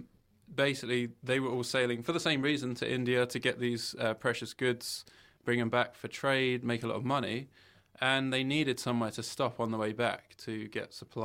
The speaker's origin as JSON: {"language": "English", "region": "England", "country": "United Kingdom", "moved": "as an adult", "lives_now": "St. Helena", "said": "I'm English"}